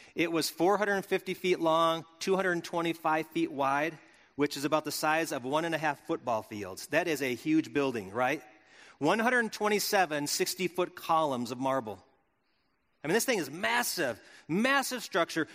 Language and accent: English; Wisconsin, United States; born or raised there; moved away